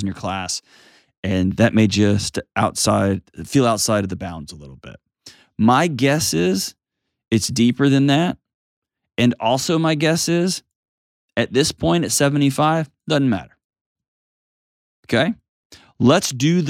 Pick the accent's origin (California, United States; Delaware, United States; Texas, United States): Texas, United States; I grew up in Texas